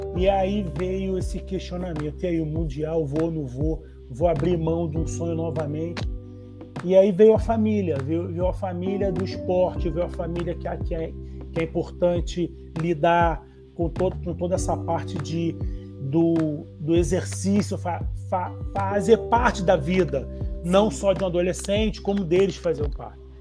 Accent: Rio de Janeiro, Brazil; eu sou do Rio de Janeiro, eu fiz faculdade lá na UFRJ

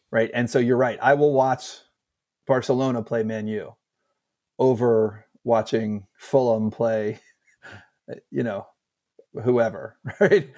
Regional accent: United States; us, American fans

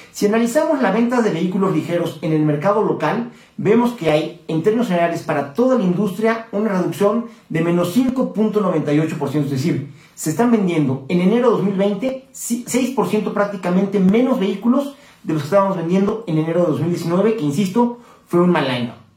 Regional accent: Mexico

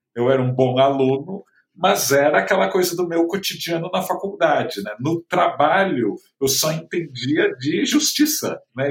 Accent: Santos, São Paulo, Brazil; em Santos, né, onde eu nasci

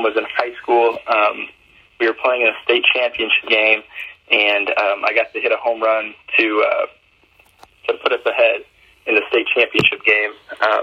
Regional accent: Missouri, United States; I come from Missouri, so pretty small town, like I said, live in the country

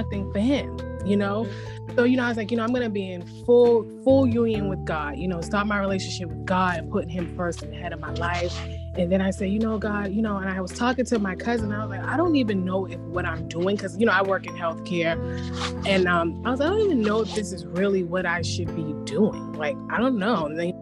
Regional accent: Boston, Massachusetts, United States; I am from Boston

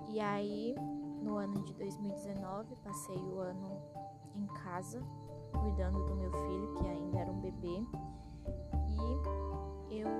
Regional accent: Tarauacá, Acre, Brazil; tenho 20 anos, sou natural de Tarauacá, Acre

